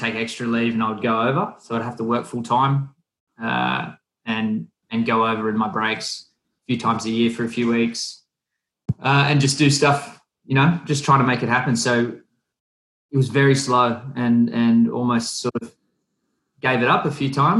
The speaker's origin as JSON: {"language": "English", "town": "Wollongong", "region": "New South Wales", "country": "Australia", "tie": "born or raised there", "said": "Wollongong, my hometown"}